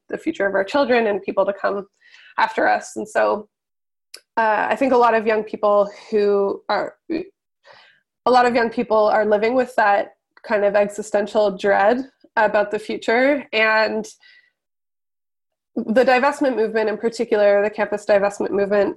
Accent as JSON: {"language": "English", "country": "Canada", "tie": "born or raised there", "said": "the things that I had been taught growing up about the Canadian state"}